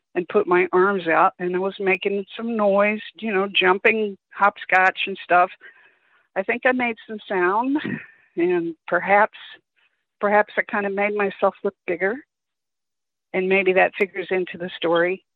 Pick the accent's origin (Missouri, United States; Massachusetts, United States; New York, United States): Missouri, United States; Kansas City; moved away; I grew up in Kansas City, Missouri